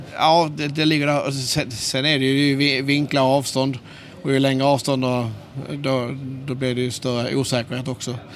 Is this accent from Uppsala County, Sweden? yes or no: no; Skåne, Sweden; accent: Skånska; Jag hoppas ni förstår min skånska